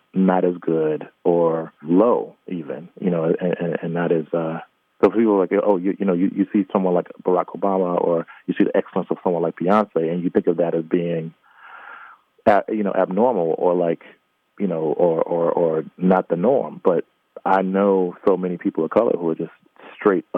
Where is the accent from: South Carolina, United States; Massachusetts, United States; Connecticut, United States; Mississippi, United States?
Mississippi, United States; I was born and raised in the Deep South in Mississippi